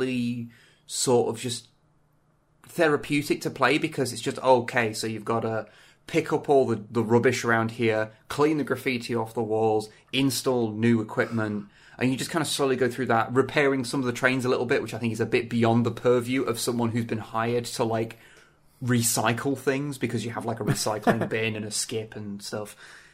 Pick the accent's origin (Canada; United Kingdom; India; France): United Kingdom; I'm quite British, but I'm not that British